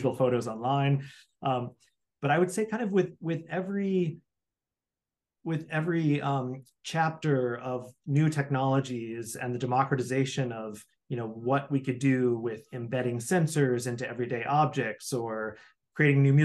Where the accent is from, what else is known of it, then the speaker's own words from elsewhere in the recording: Midwest, United States; I grew up in the Midwest